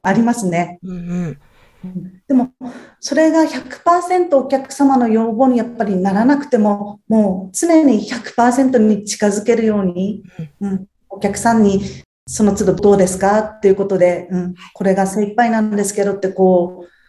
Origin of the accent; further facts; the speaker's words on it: Tsuchiura, Ibaraki, Japan; 生まれも育ちも茨城県の土浦市ですね